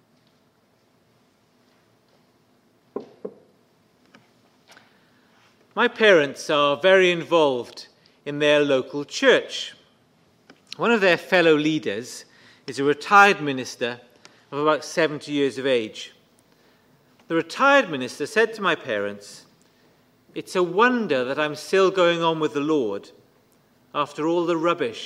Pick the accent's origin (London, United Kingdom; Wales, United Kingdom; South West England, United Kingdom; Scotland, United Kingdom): Wales, United Kingdom; Bridgend; When I was growing up in Bridgend, we saw several church splits